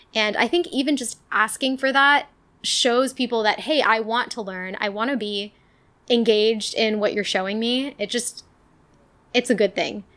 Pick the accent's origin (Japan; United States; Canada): United States; Ohio; I was from Ohio